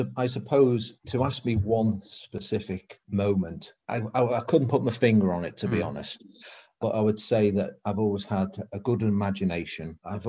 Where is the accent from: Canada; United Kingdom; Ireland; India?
United Kingdom; England; accent: northern; You can just be yourself. You've got a northern accent.